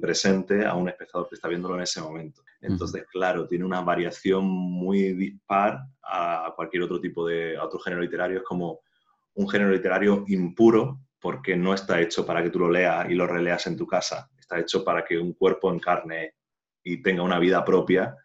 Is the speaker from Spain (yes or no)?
yes; Jaén, Andalusia, Spain; yo soy de Jaén, de Andalucía